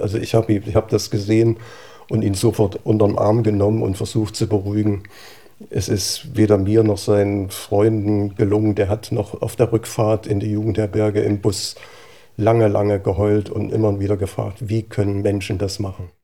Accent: Gera, Thuringia, Germany; ich bin in Gera groß geworden

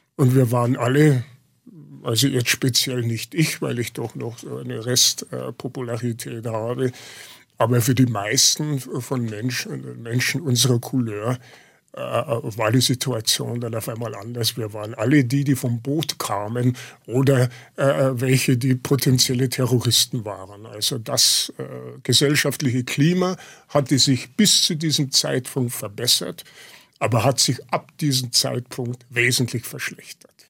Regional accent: Lower Bavaria, Germany; moved away; also born or lived in Munich suburb, Germany / Munich, Germany; meine Identität war primär Niederbayer

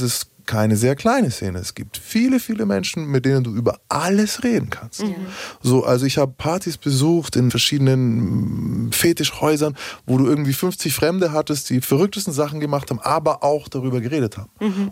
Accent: Bavaria, Germany; ich bin aus Bayern

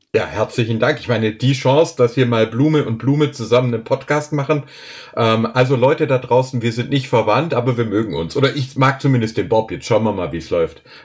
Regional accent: Filderstadt, Baden-Württemberg, Germany; ich wachs hier im Schwäbischen in einem kleinen Dorf auf

